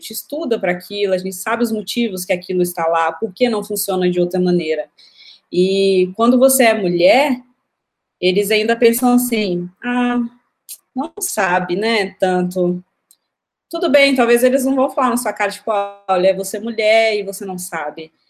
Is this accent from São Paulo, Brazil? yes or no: no; Belo Horizonte, Minas Gerais, Brazil; Belo Horizonte.